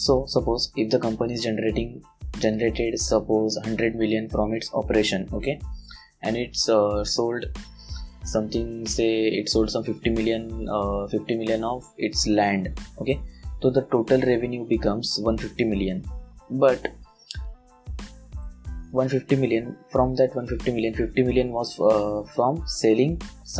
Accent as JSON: {"language": "English", "country": "India", "second_language": "English", "said": "forgive me for my English, because I am an Indian person and I don't have that much fluency in English"}